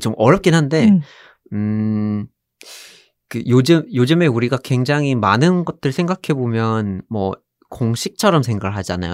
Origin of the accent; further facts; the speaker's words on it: Vermont, United States; Korean is a second language; moved away as an adult; now in South Korea; 미국에서 자랐고 버몬트에서 자랐고